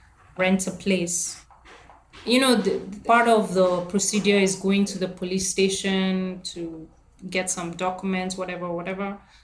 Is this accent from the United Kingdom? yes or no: no; India; And I have to say I'm Indian.